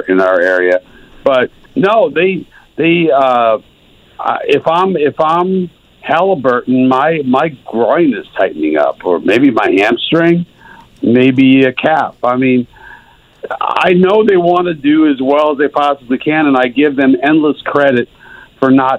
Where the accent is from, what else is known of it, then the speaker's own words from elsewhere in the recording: New York, United States; moved away; I grew up in New York